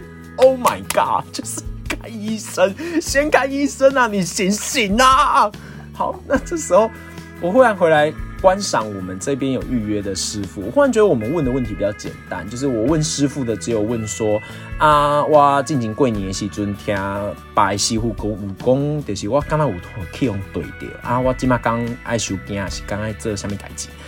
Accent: Tainan, Taiwan; 其实我是个台南人

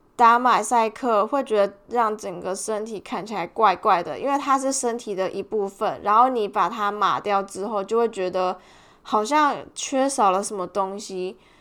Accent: Tainan, Taiwan; now in Melbourne, Australia; 我们是同乡人，就是我们都是台南人

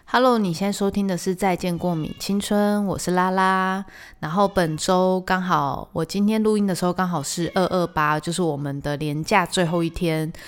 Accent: Taiwan; 我们台湾人是真的蛮讨厌就是人中聚集的地方

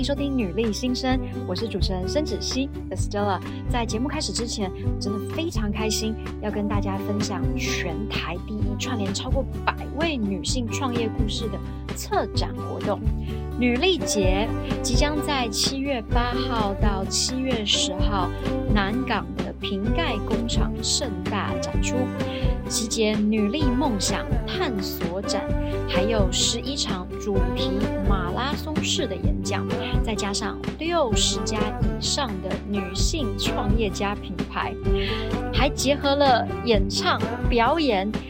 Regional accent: Taiwan; 在台湾啊，嗯、我们基本上比较没有这个习惯

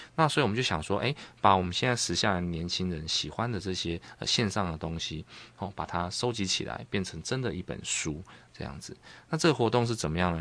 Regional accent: Taiwan; 我们台湾

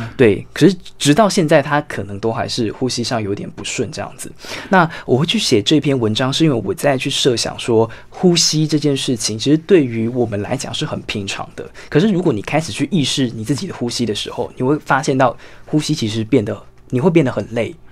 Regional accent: Tainan, Taiwan; moved away; 我是住在原来的台南县，然嗯。后将军乡，那一个嗯。叫做欧汪的这个村落

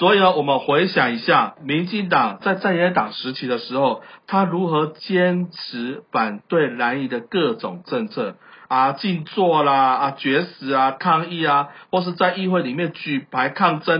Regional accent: Taiwan; 我感谢生在台湾

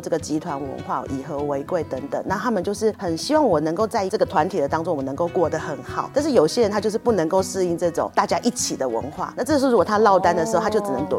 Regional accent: Taiwan; 比方说我们台湾人也许很喜欢日本的动画、漫画、

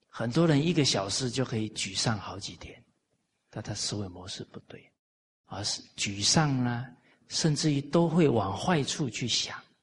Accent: Taiwan; now in Malaysia; 我在台湾长大

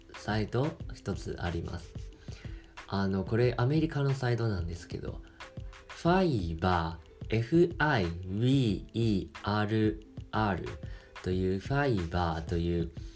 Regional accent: Taiwan; Japanese is a second language; 僕台湾人なんですけど

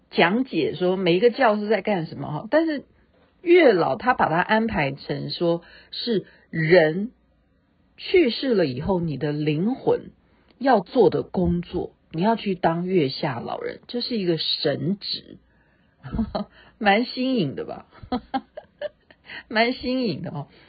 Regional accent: Taiwan; accent: Taiwanese Mandarin; 我只会讲我的台湾国语

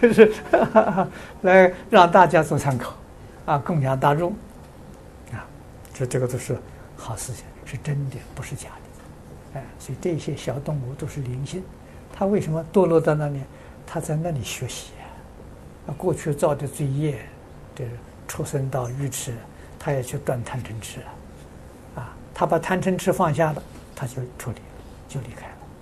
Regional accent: Anhui, China; moved away; 这个安徽，我老家那边

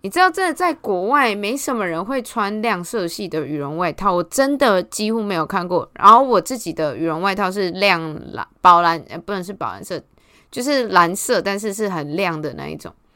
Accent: Taiwan; 我们台湾人

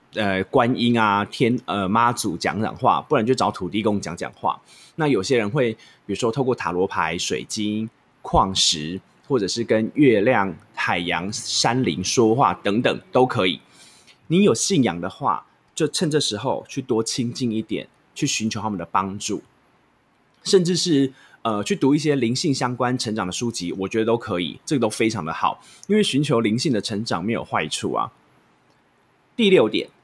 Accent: Taichung, Taiwan; 我是台中人

